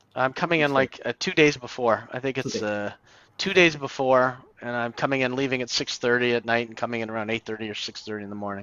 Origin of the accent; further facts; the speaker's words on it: Canada; I'm Canadian